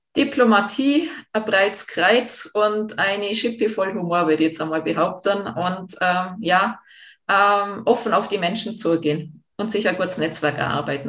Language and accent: German; Jungholz, Tyrol, Austria; ich bin ja im Dorf aufgewachsen, ich bin ja Jungholzerin